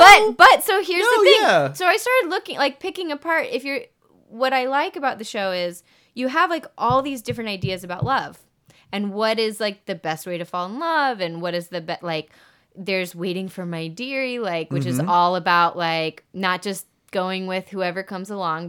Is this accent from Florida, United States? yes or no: no; Georgia, United States; In Georgia, northeast of Atlanta. So my parents moved down there for a gig, never moved back.